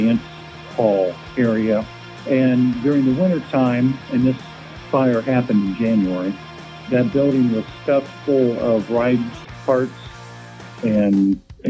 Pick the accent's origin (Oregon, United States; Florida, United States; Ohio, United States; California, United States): Ohio, United States; Fairfield; also born or lived in Dayton, Ohio; I grew up in Fairfield and went to school in the Dayton area and lived there for a while, and now I'm back in the Fairfield area